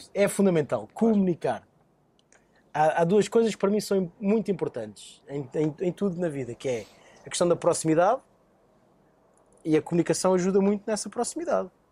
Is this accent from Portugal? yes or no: yes; Lisbon, Portugal; Nasci em Alvalade, bairro São Miguel, portanto com muito orgulho. Alvalade City